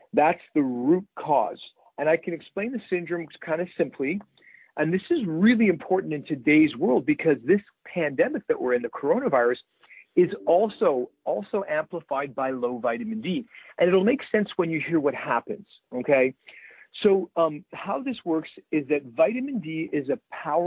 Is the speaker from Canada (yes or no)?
yes; Winnipeg, Manitoba, Canada; moved away as an adult; also born or lived in Toronto, Canada / Vancouver, Canada; now in Southern California, United States; Growing up in Winnipeg